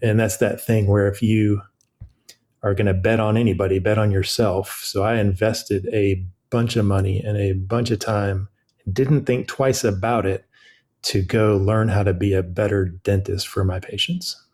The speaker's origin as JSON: {"language": "English", "region": "California", "country": "United States", "tie": "born or raised there", "also_born_or_lived": "Chapel Hill, North Carolina", "moved": "as an adult", "lives_now": "Wilmington, United States", "said": "I'm from California, born and raised"}